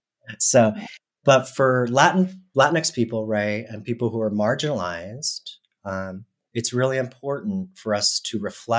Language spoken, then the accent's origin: English; Colombia; now in United States; I remember when I moved here from Colombia, people would always say to me